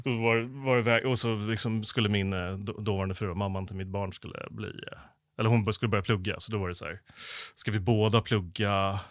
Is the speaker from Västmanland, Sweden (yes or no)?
no; Stockholm, Stockholm County, Sweden; jag är förorts, förortsunge från eh, Stockholm, ah. så jag har bott både norr och söder om stan